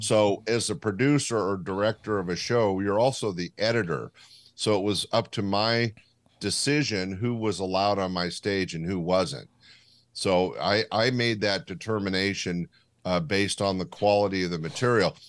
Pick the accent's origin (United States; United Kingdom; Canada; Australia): United States; Sacramento, California; my hometown of Sacramento